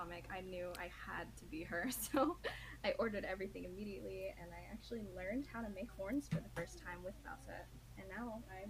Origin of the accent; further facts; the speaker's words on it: Las Vegas, Nevada, United States; also born or lived in Arizona / Idaho; I was born in Arizona, lived in Las Vegas most of my life, moved to Idaho for a year, and now I'm here.